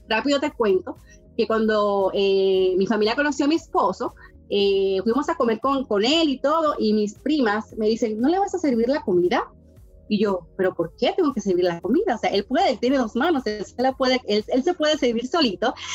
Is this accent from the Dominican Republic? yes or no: yes; Dominican Republic; moved away as an adult; now in Mexico; Yo vengo de un país eh, muy caluroso, República Dominicana, en el Caribe